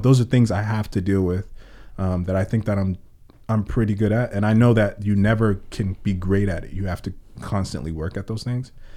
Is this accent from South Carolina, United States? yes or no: no; Oxnard, California, United States; I was born and raised on the South, and I grew up on the South